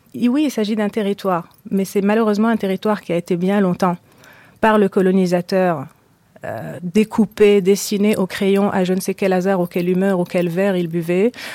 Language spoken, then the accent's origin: French; Marrakesh, Marrakesh-Safi, Morocco; j'ai grandi au Maroc, à Marrakech